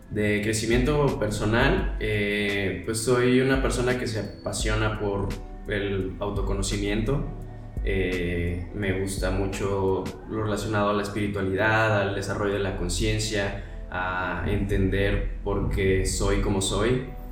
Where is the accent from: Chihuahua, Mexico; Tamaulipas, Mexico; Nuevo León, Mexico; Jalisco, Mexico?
Jalisco, Mexico; Guadalajara; moved away as an adult; now in Mexico City, Mexico; soy de Guadalajara